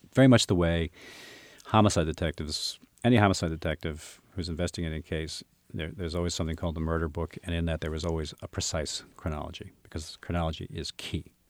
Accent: United States; as an American

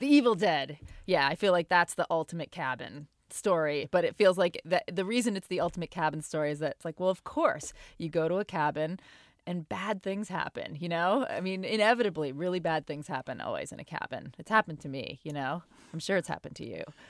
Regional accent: Portland, Maine, United States; I didn't grow up around Boston, but I grew up in Portland, Maine, which isn't too far away.

